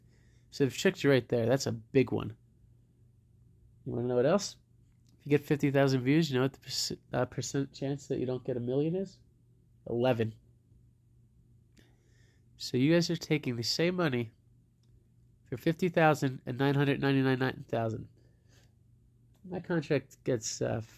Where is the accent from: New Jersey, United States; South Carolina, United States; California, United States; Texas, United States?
New Jersey, United States; now in Denver, United States; I'm from New Jersey.